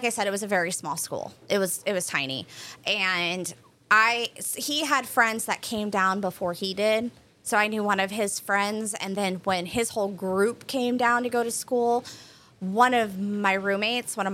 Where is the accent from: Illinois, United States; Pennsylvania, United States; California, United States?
Illinois, United States; Peoria; moved away as an adult; also born or lived in Massachusetts / West Palm Beach, Florida; now in Tampa, United States; I'm from Peoria. It's about 2.5 hours south of Chicago. It's central